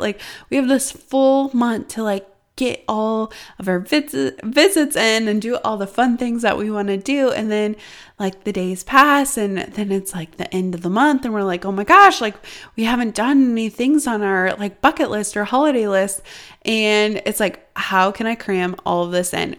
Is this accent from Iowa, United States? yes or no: yes; Iowa, United States; when I was growing up in Iowa, we literally had snow